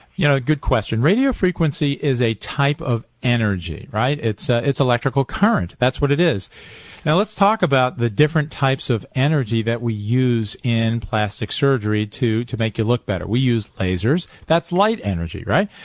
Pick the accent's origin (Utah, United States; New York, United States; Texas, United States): New York, United States; Highland Falls; I grew up in Highland Falls, New York.